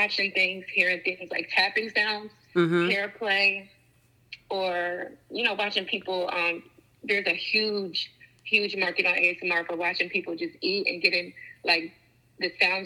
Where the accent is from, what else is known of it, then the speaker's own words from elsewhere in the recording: New Jersey, United States; I'm 32 from Jersey